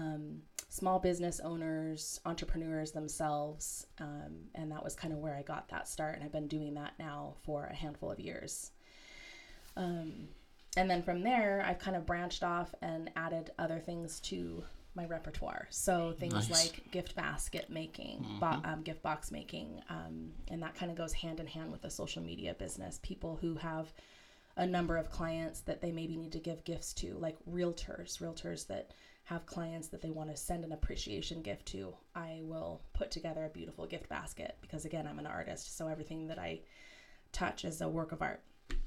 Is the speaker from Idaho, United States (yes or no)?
yes; Boise, Idaho, United States; now in Pocatello, United States; I was born and raised in Boise, Idaho.